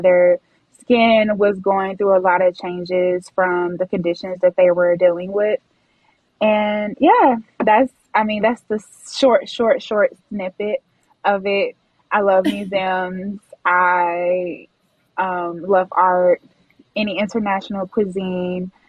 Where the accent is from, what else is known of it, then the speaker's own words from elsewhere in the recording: Houston, Texas, United States; I am from Houston, Texas.